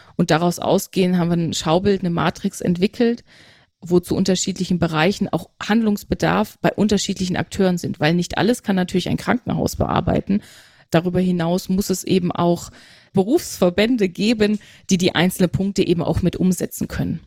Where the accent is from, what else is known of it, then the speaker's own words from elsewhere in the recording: Aalen, Baden-Württemberg, Germany; moved away as an adult; also born or lived in Münster / Hamburg; now in Nuremberg, Germany; Geboren bin ich in Münster. Ah. Mhm, genau, aufgewachsen in Aalen, in, im Schwäbischen